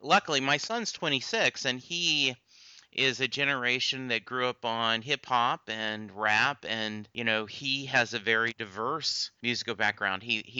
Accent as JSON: {"language": "English", "region": "the South", "country": "United States", "tie": "born or raised there", "also_born_or_lived": "Louisiana", "said": "You know, I grew up in the South. My dad was in the Army. We moved around a lot."}